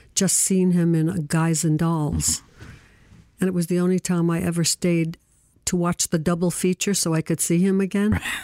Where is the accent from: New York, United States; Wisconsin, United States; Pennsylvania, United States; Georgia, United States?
New York, United States; New York City; I was born in Brooklyn